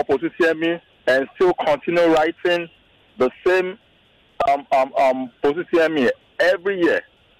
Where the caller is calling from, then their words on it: Lagos, Nigeria; I'm calling from Lekki.